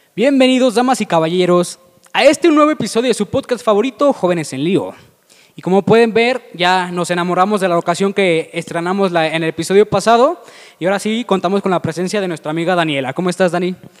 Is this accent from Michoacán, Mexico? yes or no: no; León, Guanajuato, Mexico; nosotros que somos de León, Guanajuato